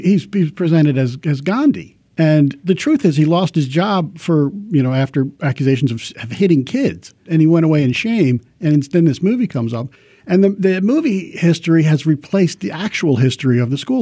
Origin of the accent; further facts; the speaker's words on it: Washington, District of Columbia, United States; I'm from here